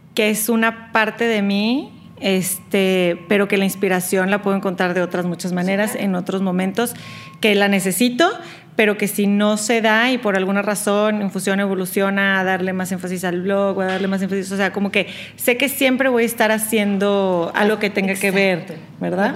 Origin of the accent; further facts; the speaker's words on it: Monterrey, Nuevo León, Mexico; moved away as an adult; now in Houston, United States; crecí en Monterrey, pero siendo de, papás y hermanos chilangos